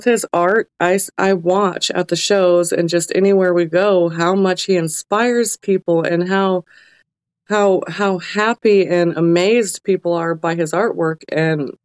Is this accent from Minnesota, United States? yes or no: no; Alaska, United States; growing up in Alaska